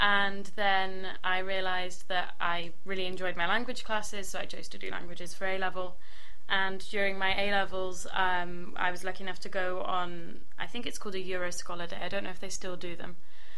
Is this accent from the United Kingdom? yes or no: yes; Cornwall, South West England, United Kingdom; I'm clearly not from America. I'm from Cornwall, which, for those who don't know, is the bit right on the western end of England. And my languages are Spanish and French into English.